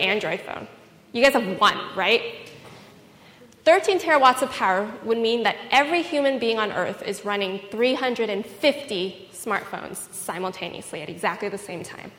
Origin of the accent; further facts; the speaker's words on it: Fremont, California, United States; I grew up in Fremont